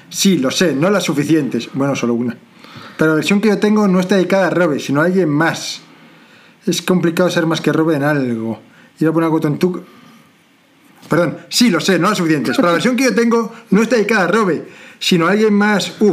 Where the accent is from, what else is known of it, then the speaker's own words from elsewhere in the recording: Mar del Plata, Buenos Aires Province, Argentina; now in Bogotá, Colombia; De Bogotá a mi terruño, Mar del Plata, hay más kilómetros que de Madrid a Arabia Saudita.